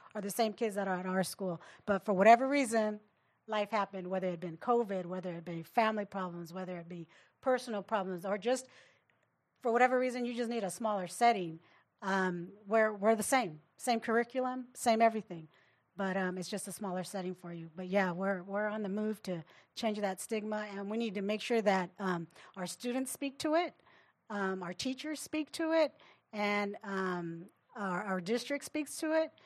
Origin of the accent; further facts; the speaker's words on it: Riverside, California, United States; I actually have family members who went to continuation where I grew up in Riverside